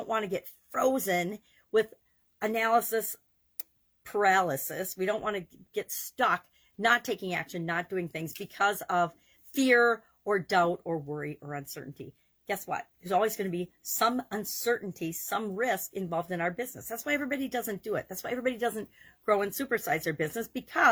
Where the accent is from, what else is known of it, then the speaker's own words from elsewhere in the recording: Wisconsin, United States; I grew up in Wisconsin